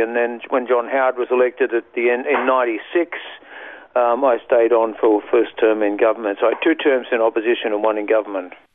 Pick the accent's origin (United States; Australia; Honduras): Australia; Sydney, New South Wales; moved away as an adult; now in Queensland, Australia; I was born in Sydney